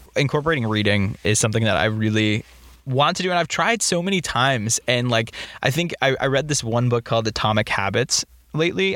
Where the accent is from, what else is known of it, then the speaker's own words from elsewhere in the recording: Boston, Massachusetts, United States; We're from Boston, and like growing up, I didn't live directly in the city, but I experienced mm-hmm. a lot of the city